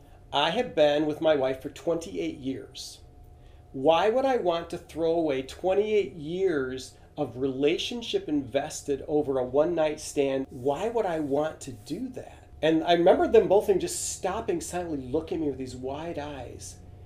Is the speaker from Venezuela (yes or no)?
yes; Venezuela; English is a second language; I'm fluent in Spanish. I grew up in Venezuela, South America.